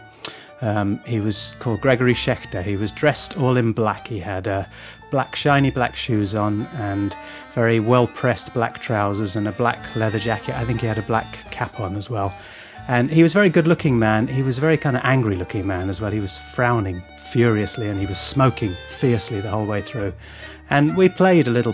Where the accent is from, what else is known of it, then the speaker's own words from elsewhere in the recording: London, United Kingdom; moved away as an adult; also born or lived in Sheffield; I grew up in North London